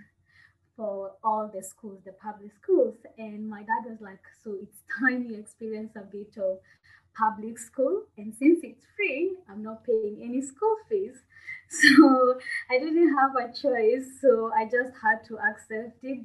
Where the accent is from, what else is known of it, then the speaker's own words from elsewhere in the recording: Kenya; moved away as an adult; now in Budapest, Hungary; I'm a Kenyan, born and raised in Kenya.